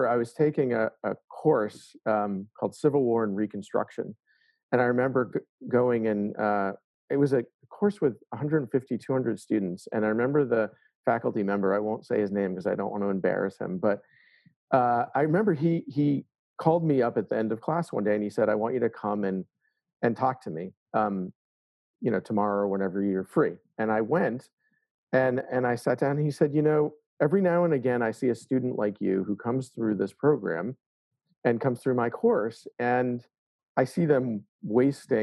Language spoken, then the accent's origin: English; Boston, Massachusetts, United States; I grew up in the Boston area, and Boston is a proud place to be.